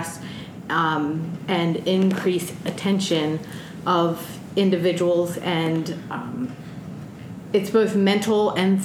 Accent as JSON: {"language": "English", "region": "East Coast", "country": "United States", "tie": "born or raised there", "moved": "as an adult", "lives_now": "Washington, United States", "said": "I grew up on the East Coast, and now I'm experiencing the Pacific Northwest and the beautiful Palouse"}